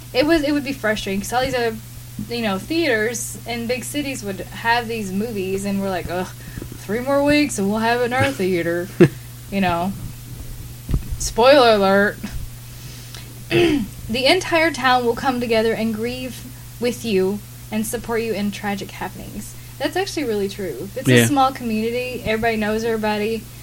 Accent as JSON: {"language": "English", "region": "the South", "country": "United States", "said": "when people know that I'm from the South, they think I'm crazy, and I'm not."}